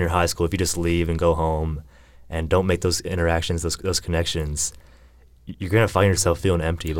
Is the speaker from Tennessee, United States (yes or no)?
yes; Middle Tennessee, United States; I grew up here in Middle Tennessee. I'm a recent graduate of Belmont University in Nashville